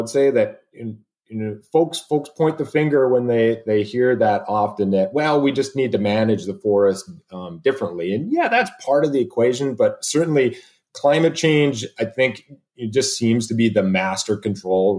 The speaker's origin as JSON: {"language": "English", "town": "Sherwood Park", "region": "Alberta", "country": "Canada", "tie": "born or raised there", "also_born_or_lived": "British Columbia", "moved": "as an adult", "lives_now": "Oregon, United States", "said": "I'm an Alberta boy. I was born and raised in Sherwood Park"}